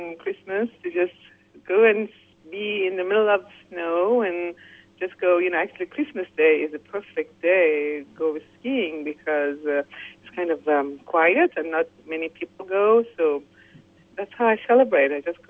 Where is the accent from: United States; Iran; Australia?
Iran; English is a second language; I'm from Persia, Iran.